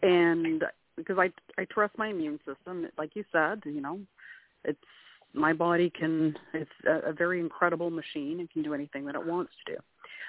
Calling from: Canada; I'm calling from Canada.

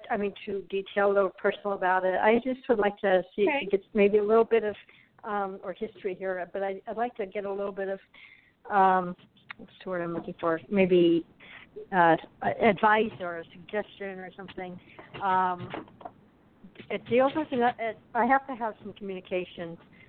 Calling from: Arizona, United States; I'm calling from Arizona.

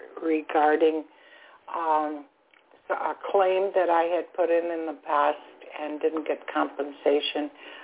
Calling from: Florida, United States; I'm calling from Florida.

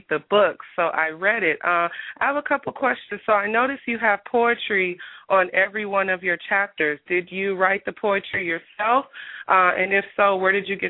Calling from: Washington, District of Columbia, United States; I'm calling from Washington, D.C.

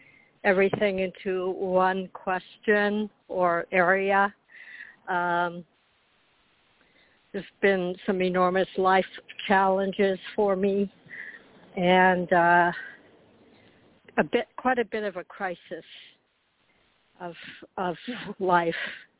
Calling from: Florida, United States; I'm calling from Florida

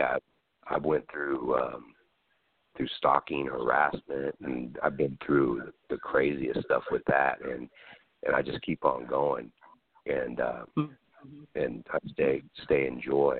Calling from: California, United States; I'm calling from California, yeah.

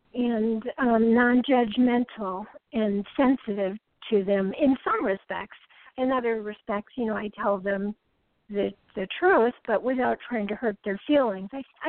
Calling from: California, United States

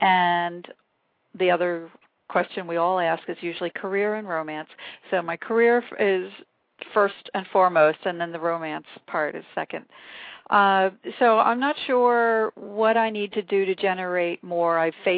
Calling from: Pennsylvania, United States; I'm calling from Pennsylvania.

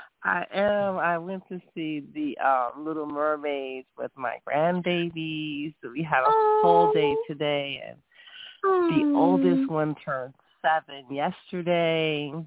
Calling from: Charlotte, North Carolina, United States; I am calling from North Carolina.

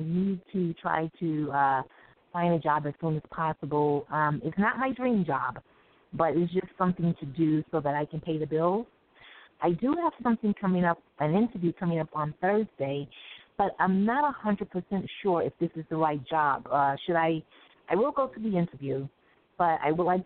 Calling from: New York, United States; I'm calling from the Bronx, New York

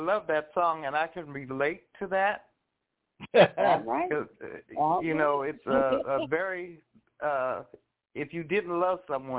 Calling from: Los Angeles, California, United States; I'm calling from Los Angeles.

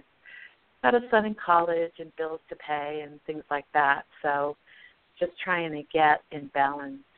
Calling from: Broomfield, Colorado, United States; No, no. I'm in uh, I'm actually in Broomfield, Colorado.

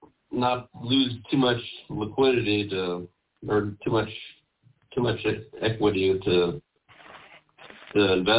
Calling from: Kansas City, Missouri, United States; Kansas City, Missouri.

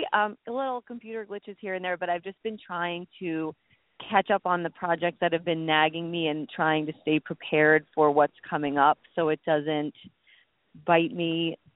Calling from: New York, United States; Hi, Candy. … from New York.

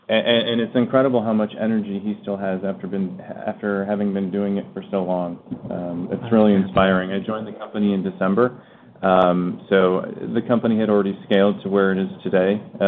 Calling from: Phoenix, Arizona, United States; It is. I'm calling from Phoenix, Arizona.

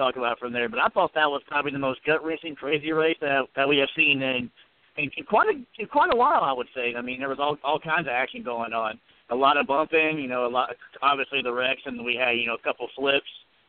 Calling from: Virginia, United States; calling from Virginia.

